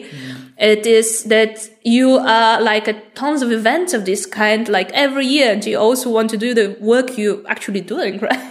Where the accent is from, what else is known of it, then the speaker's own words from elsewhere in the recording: Bulgaria; i come from Bulgaria